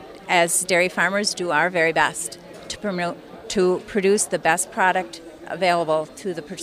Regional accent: Hammond, Wisconsin, United States; I'm from Hammond, Wisconsin. We have a 600-cow dairy there.

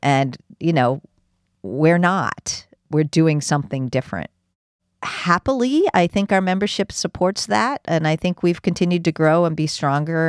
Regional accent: United States; I'm an American

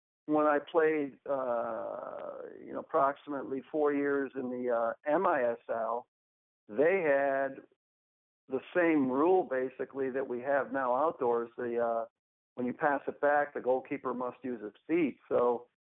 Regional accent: Buffalo, New York, United States; moved away as an adult; also born or lived in Edmonton / Wichita, Kansas / Germany; now in Fort Worth, United States; I basically grew up in the Buffalo area in New York.

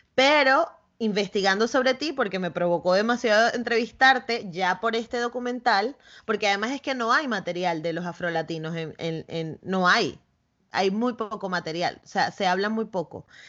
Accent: Caracas, Capital District, Venezuela; yo soy de Caracas, de la capital

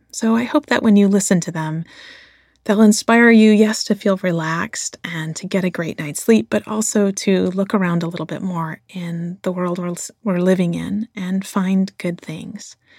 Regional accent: Flint, Michigan, United States; since I was a little kid growing up in Flint, Michigan

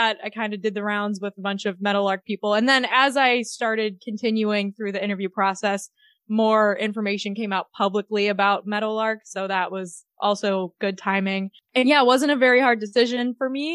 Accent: Midwest, United States; moved away as an adult; also born or lived in Indiana / New York; I grew up in the Midwest and lived in Indiana and New York.

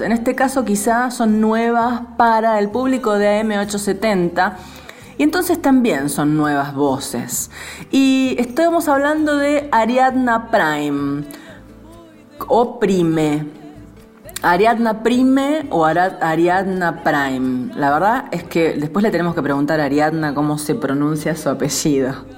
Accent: San Nicolás de los Arroyos, Buenos Aires Province, Argentina; nombrando mi pueblo? Que no le gusta que le digamos pueblo, es, es ciudad. San Nicolás es ciudad

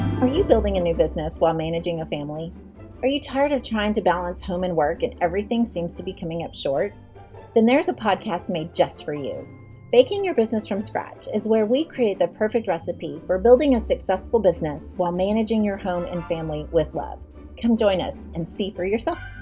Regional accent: Maryland, United States; moved away as an adult; now in Waco, United States; I'm really originally from Maryland

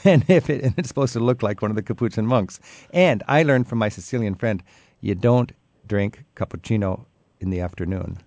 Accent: United States; I'm an American

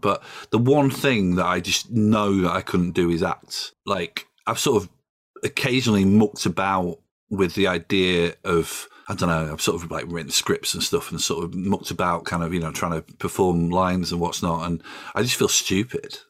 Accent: Doncaster, Yorkshire and the Humber, United Kingdom; now in London, United Kingdom; I live in London, I'm from Doncaster

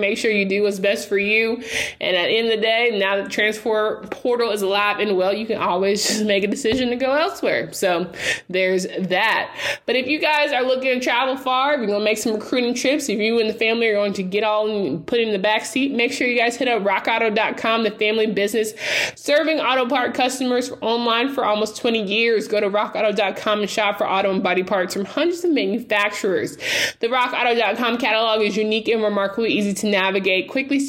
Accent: Raleigh, North Carolina, United States; I did not want to be close to home growing up in Raleigh.

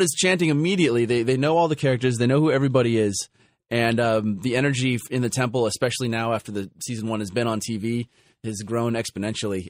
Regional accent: Los Angeles, California, United States; my hometown of Los Angeles

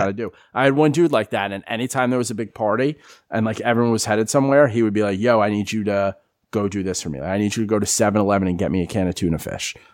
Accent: New York, United States; moved away as an adult; also born or lived in Philadelphia / Florida; I grew up in New York

